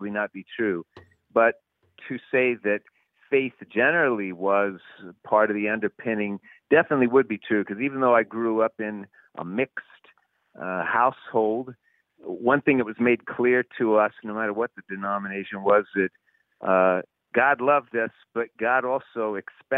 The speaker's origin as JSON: {"language": "English", "region": "West Virginia", "country": "United States", "tie": "born or raised there", "moved": "yes", "lives_now": "Pittsburgh, United States", "said": "I'm actually a native West Virginian"}